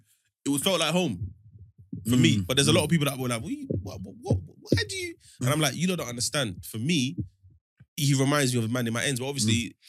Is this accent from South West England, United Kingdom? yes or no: no; London, United Kingdom; I grew up in Northwest, Harlesden.